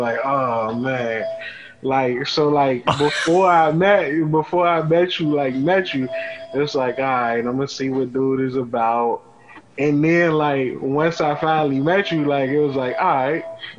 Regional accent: Washington, District of Columbia, United States; also born or lived in Atlanta, Georgia; I'm from D.C. We're going to get into that in a minute. Born and raised in the South Side.

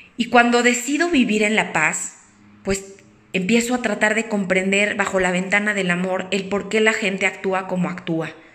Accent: Mexico; soy eh, mexicana

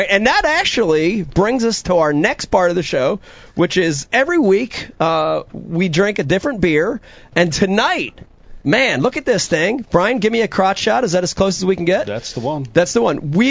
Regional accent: New Jersey, United States; we're all from Jersey.

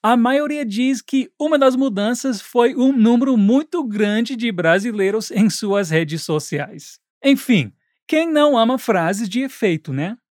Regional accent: United States; a minha experiência como americano

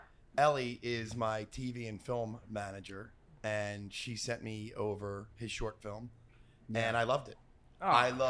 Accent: Philadelphia, Pennsylvania, United States

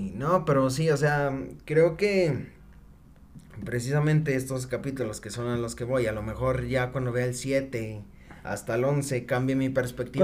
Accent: Mexico; soy mexicano

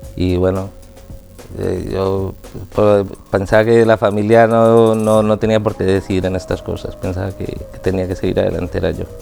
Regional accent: Colombia; de Colombia

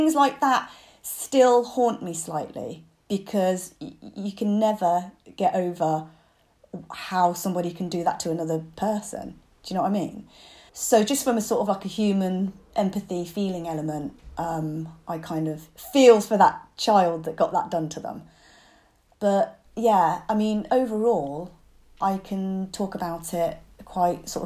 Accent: United Kingdom; being a British Chinese kid, not fitting in at home from being too Western and not fitting in at school for being too Chinese.

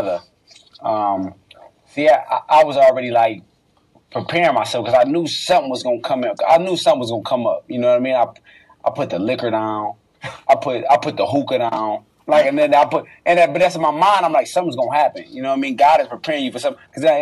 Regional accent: Detroit, Michigan, United States; I'm from Detroit

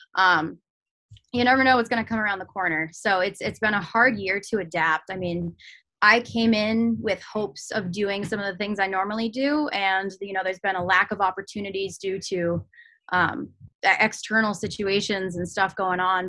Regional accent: Manchester, New Hampshire, United States; also born or lived in Lake Winnipesaukee area, New Hampshire / Portsmouth, New Hampshire; I am local. I grew up in Manchester, New Hampshire

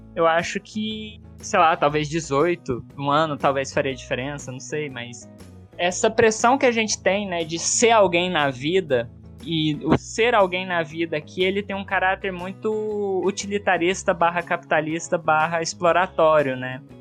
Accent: Uberlândia, Minas Gerais, Brazil; lá em Uberlândia, onde eu nasci e tava, ia fazer minha graduação

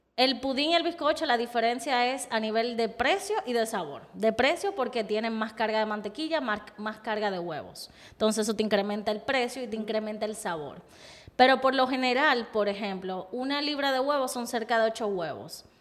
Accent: Dominican Republic; es parte de mi historia como dominicana

